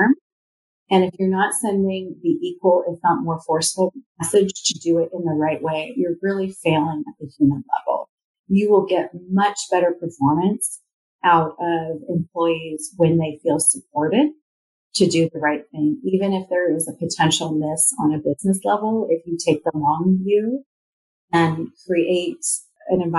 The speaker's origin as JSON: {"language": "English", "town": "Redmond", "region": "Washington", "country": "United States", "tie": "born or raised there", "said": "I grew up in Redmond, Washington"}